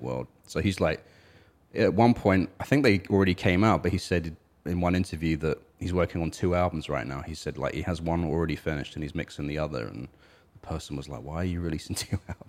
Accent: United Kingdom; I'm British, but I don't feel British

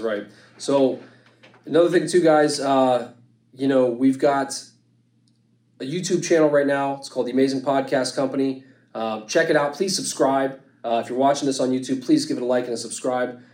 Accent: Youngstown, Ohio, United States; I'm from Youngstown, I'm from this area

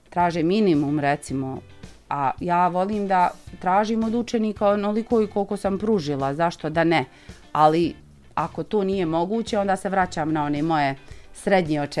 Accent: Lipnica, Federation of Bosnia and Herzegovina, Bosnia & Herzegovina

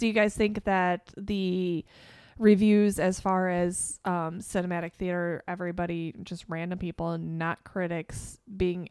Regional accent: Chicago, Illinois, United States; growing up in Chicago

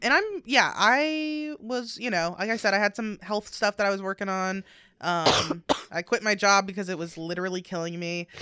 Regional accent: Northern Ohio, United States; moved away; we are both from North Ohio

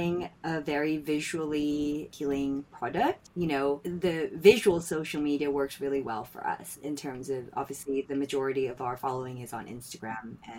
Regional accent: Philippines; now in London, United Kingdom; I grew up in the Philippines

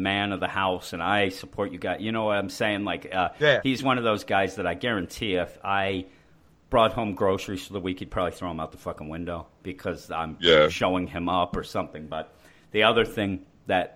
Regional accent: Philadelphia, Pennsylvania, United States; we're from the Philadelphia area.

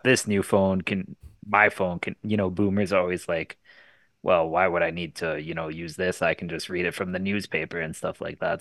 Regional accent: Canada; my home country

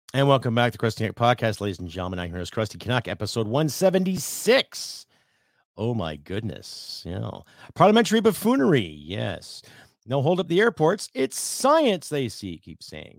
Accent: Canada; as a Canadian

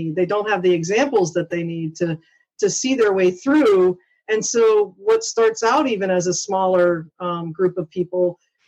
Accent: Pittsburgh, Pennsylvania, United States; moved away; I am a Pittsburgh native from Pennsylvania

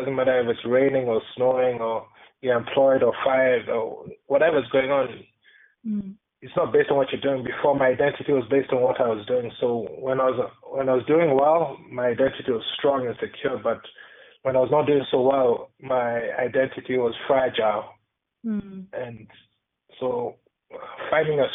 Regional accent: Kenya; growing up, I grew up in Kenya

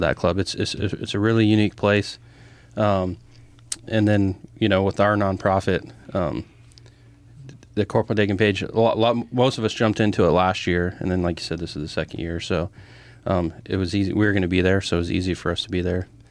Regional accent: Grand Island, United States; I was born and raised in Gren Island.

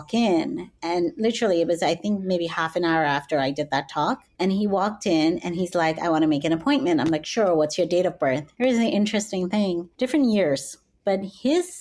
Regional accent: Calgary, Alberta, Canada; also born or lived in Oklahoma; now in New York, United States; here I was in my hometown of Calgary

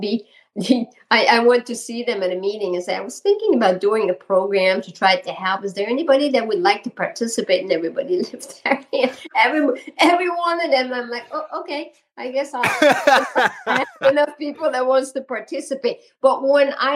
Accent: Quebec, Canada; accent: Quebec; moved away as an adult; now in Vermont, United States; my accent is from Quebec. So I'm French Canadian, and I've been in Vermont now for 28 years

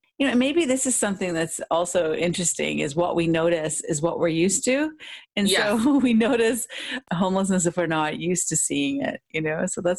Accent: Port Elgin, Ontario, Canada; also born or lived in Toronto; When I moved from Port Elgin to Toronto in 1994

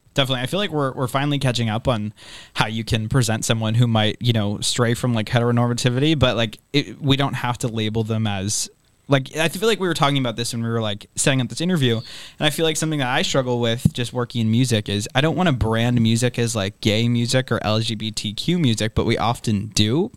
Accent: Boston, Massachusetts, United States; we're from Boston

